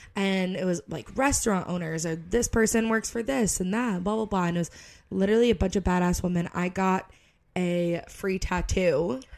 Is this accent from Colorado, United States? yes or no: no; Connecticut, United States; moved away as an adult; now in Florida, United States; I feel like I'm from Connecticut